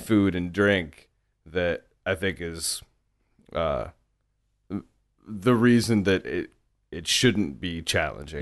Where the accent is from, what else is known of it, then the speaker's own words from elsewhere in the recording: The Woodlands, Texas, United States; I grew up in the, some reasonably affluent suburbs north of Houston